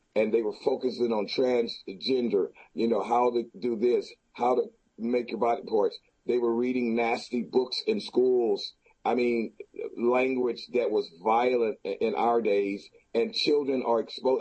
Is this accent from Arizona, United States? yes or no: no; Houston, Texas, United States; the city of Houston, I've been here all my life, 57 years